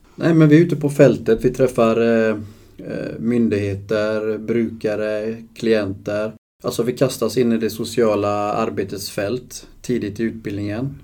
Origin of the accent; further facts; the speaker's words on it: Uddevalla, Västra Götaland, Sweden; Jag är från Uddevalla.